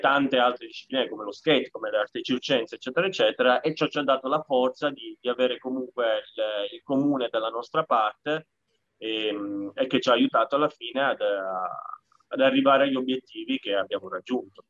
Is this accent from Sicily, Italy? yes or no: yes; Sicily, Italy; moved away as an adult; now in Bologna, Italy; io sono siciliano